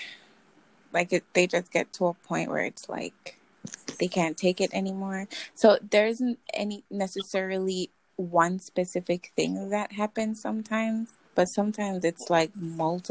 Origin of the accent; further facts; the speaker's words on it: Jamaica; I'm from Jamaica.